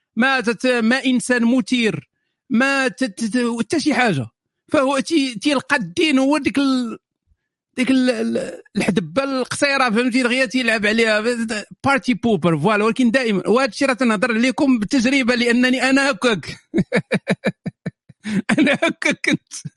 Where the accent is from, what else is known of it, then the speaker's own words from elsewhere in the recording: Morocco; بالنسبه لي كمغربي اصيل